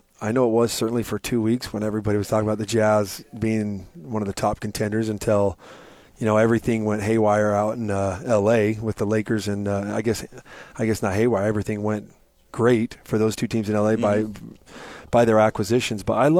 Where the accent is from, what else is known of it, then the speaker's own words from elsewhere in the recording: Utah, United States; I was from Utah